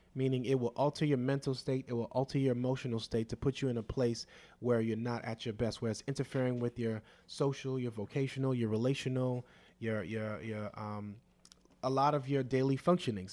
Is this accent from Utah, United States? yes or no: no; Opa-locka, Florida, United States; I was raised on Opelika in the late eighties and early nineties